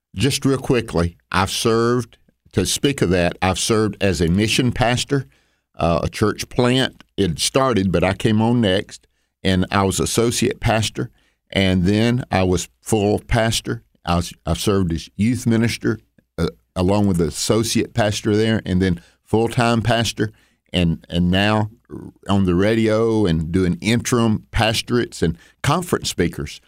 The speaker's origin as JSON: {"language": "English", "area": "the South", "region": "Southern United States", "country": "United States", "accent": "Southern", "said": "my Southern accent"}